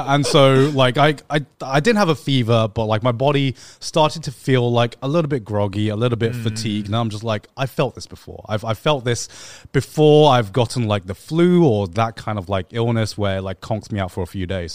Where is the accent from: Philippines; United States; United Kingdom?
United Kingdom; England; growing up in England